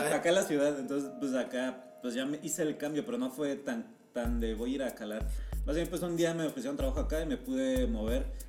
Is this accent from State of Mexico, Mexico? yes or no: yes; State of Mexico, Mexico; moved away as an adult; now in Mexico City, Mexico; yo soy del estado.